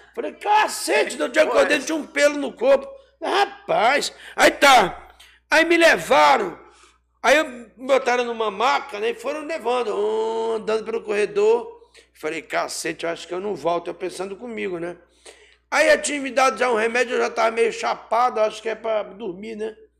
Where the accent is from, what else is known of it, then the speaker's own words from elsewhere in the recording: Rio de Janeiro, Brazil; also born or lived in Pará (birthplace); now in Pará, Brazil; fui criado a minha infância no Rio de Janeiro